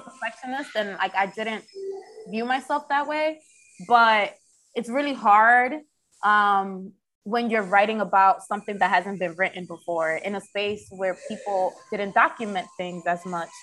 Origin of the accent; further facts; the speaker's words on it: Philadelphia, Pennsylvania, United States; also born or lived in Washington Heights, Manhattan, New York / Jersey City; now in Dominican Republic; I was raised in one of the most underrated, musically driven cities, Philadelphia.